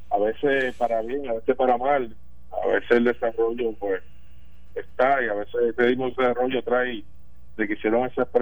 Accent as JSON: {"language": "Spanish", "town": "Corozal", "country": "Puerto Rico", "said": "va a corozar el Festival Plátano, a comer pastelitos de arroz, que, eso es algo eh, lindo de, mi, de mi pueblo, verdad."}